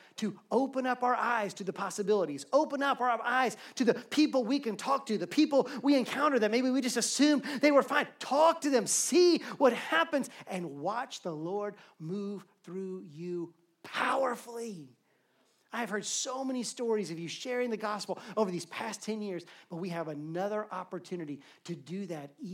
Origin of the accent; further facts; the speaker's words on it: Alabama, United States; I grew up in Alabama